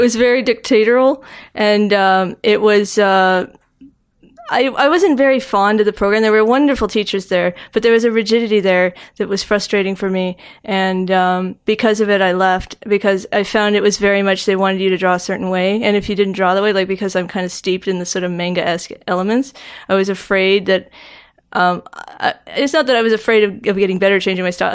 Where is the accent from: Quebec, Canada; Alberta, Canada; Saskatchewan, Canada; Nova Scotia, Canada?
Nova Scotia, Canada; Halifax; born or raised there; moved away; also born or lived in Stratford, Ontario